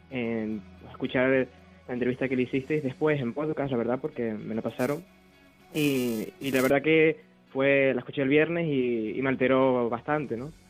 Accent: Tenerife, Canary Islands, Spain; accent: Canarian; yo soy canario, soy canario

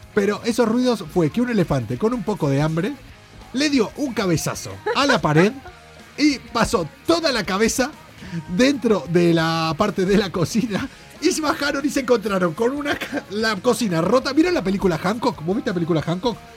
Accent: Argentina; now in Spain; Soy argentino, fui futbolista

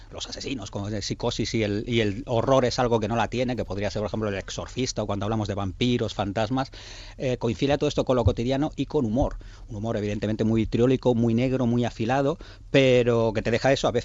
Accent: Bilbao, Basque Country, Spain; now in Vitoria, Spain; yo soy de Bilbao, vivo en Vitoria

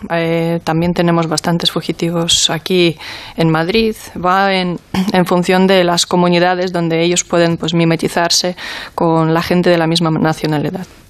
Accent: Ukraine; now in Spain; mi país de origen

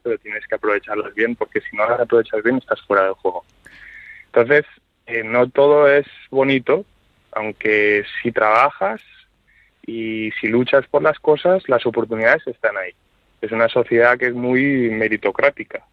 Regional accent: Spain; moved away as an adult; also born or lived in New York, United States / Sweden / Denmark / Luxembourg; now in New Haven, United States; nuestro país

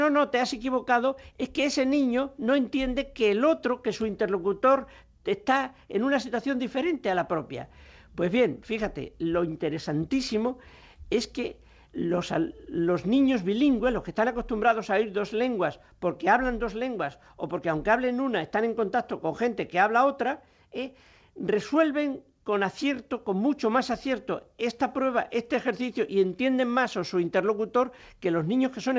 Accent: Extremadura, Spain; en Extremadura, mi tierra natal

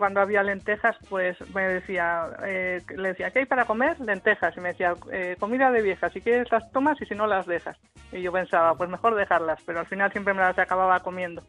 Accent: Basque Country, Spain; now in Santander, Spain; No te he dicho que vivo en Santander, pero soy vasca

